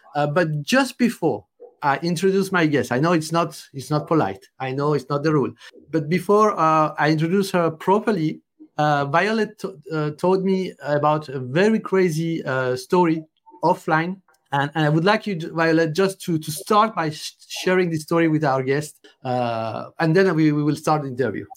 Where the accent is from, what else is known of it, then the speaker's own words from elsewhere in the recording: France; accent: French; English is a second language; my French accent.